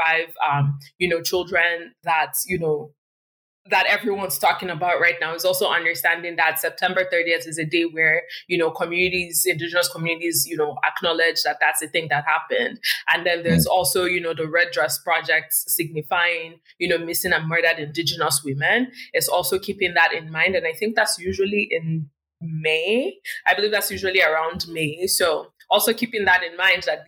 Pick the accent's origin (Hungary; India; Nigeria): Nigeria; Warri, Delta; now in Canada; I come from Warri, and, you know, when I was there, like SPDC or Shell was one of the big companies there